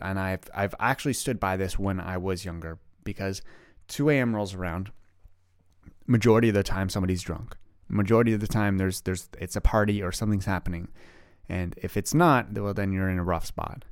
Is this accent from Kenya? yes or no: no; Canada; also born or lived in Ottawa, Canada; I live in Ottawa, Canada. I am Canadian